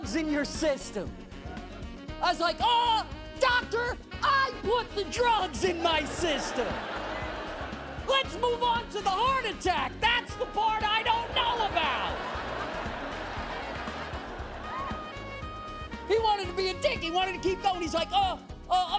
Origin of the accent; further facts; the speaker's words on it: New York City, New York, United States; I grew up in Brooklyn